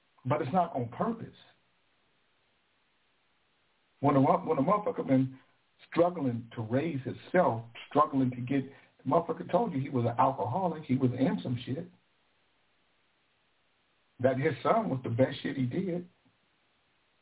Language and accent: English; Sacramento, California, United States; also born or lived in Vallejo, California; I'm from Del Paso Heights. I'm from Country Club Crest, Simonton